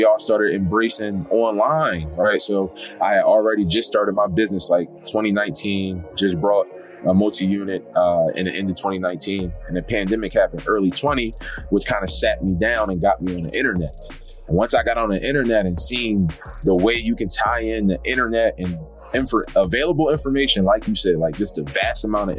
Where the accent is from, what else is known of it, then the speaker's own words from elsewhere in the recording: Philadelphia, Pennsylvania, United States; I'm from Philadelphia, and just growing up, you know, same story, you know, low income, single mom